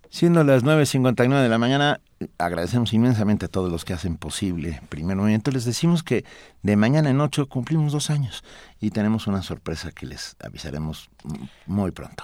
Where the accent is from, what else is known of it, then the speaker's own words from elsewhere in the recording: Mexico; Soy mexicano por nacimiento